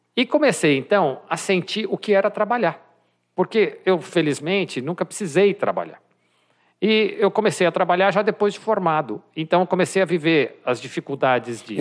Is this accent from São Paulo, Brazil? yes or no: yes; São Paulo, Brazil; also born or lived in Campinas; sou de São Paulo, mas fui estudar em Campinas